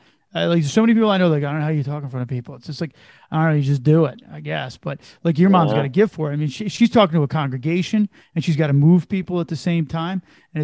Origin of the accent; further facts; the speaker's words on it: New Jersey, United States; I'm from Jersey.